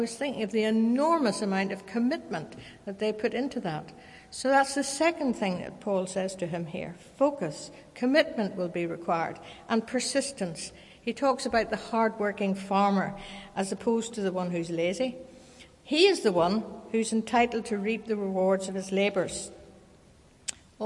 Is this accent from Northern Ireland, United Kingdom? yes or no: yes; Kilkeel, Northern Ireland, United Kingdom; When I was growing up in Kilkeel in County Down, we could look out the back window of our house down to the harbour